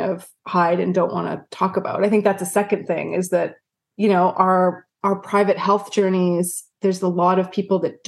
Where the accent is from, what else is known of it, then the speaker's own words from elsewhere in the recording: Vancouver, British Columbia, Canada; moved away as an adult; now in United States; I was from Vancouver